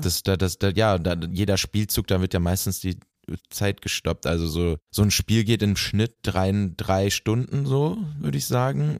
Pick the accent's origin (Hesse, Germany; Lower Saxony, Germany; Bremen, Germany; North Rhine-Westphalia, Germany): North Rhine-Westphalia, Germany; Bielefeld; moved away; in meiner Heimat nach äh, Bielefeld